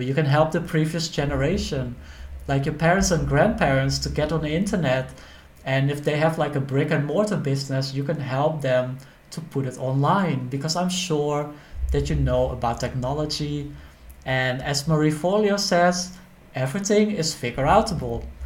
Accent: Netherlands; moved away as an adult; also born or lived in Thailand; I'm from the Netherlands

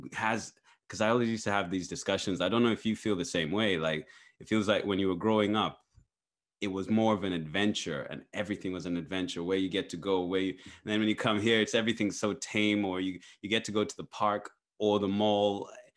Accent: Zambia; moved away; I grew up in Zambia

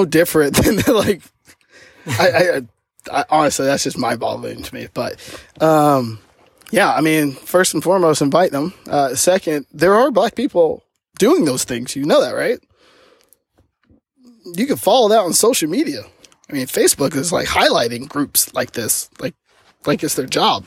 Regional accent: the South, United States; I grew up in the South

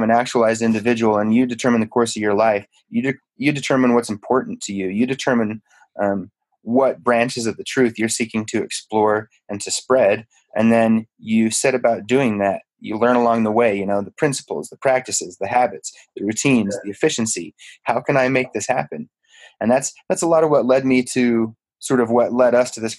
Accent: Utah, United States; I grew up in Utah

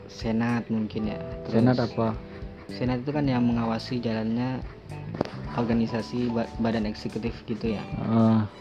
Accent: Bangkalan, East Java, Indonesia; untuk memajukan daerah saya lah karena Bangkalan tuh saya rasa perlu orang-orang seperti saya gitu

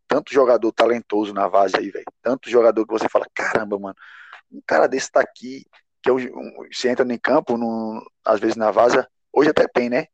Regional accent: Bahia, Brazil; born or raised there; moved away

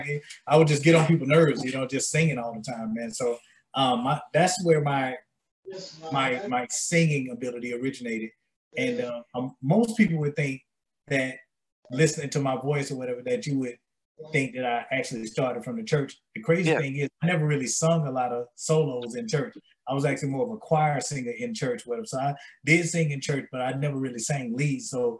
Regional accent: Atlanta, Georgia, United States; We're both from Atlanta, GA.

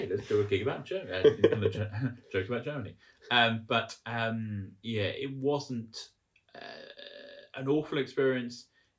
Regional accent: England, United Kingdom; as an English person

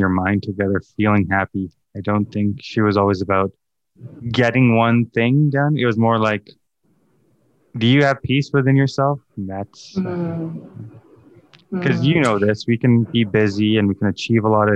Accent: Calgary, Alberta, Canada; also born or lived in East Africa; came to Calgary at 4 months old. So all I know is Calgary. Yeah, Calgary's home

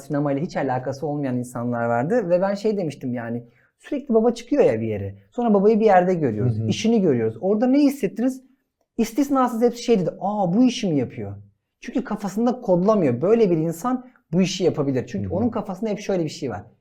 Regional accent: Adana, Turkey; Adanalıyım ben de.

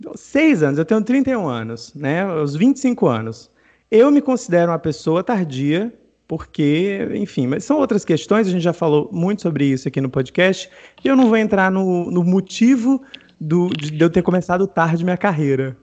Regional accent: Northeast Region, Brazil; eu sou nordestino

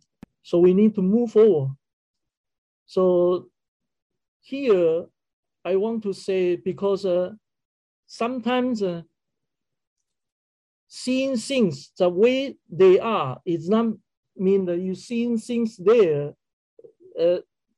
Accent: Kaohsiung, Taiwan; moved away as an adult; also born or lived in Taipei; my sister in Kaohsiung, which is my hometown

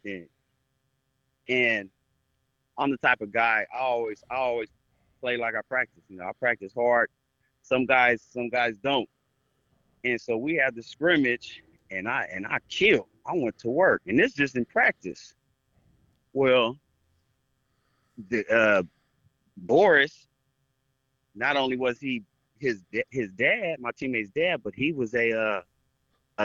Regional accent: Fresno, California, United States; also born or lived in Belgium; I'm from Fresno.

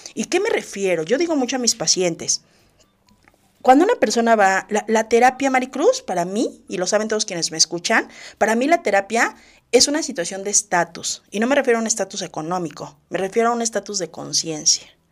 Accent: Mexico; nosotros, todos los mexicanos

